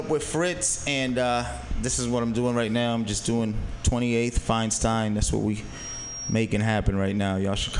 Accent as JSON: {"language": "English", "town": "Boston", "region": "Massachusetts", "country": "United States", "moved": "yes", "lives_now": "San Francisco Bay Area, United States", "said": "I just moved to the area. I'm originally from Boston, Massachusetts."}